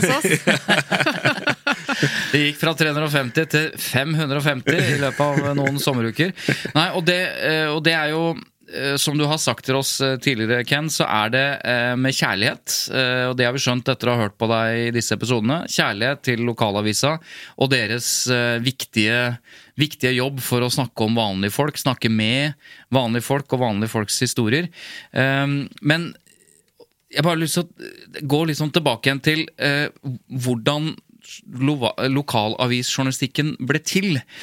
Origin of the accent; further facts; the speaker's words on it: Jevnaker, Innlandet, Norway; now in Asker, Norway; Jeg er jo fra Jevnaker